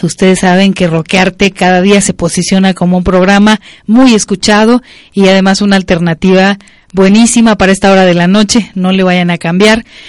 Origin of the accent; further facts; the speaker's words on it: Mexico; Como mexicanos y mexicanas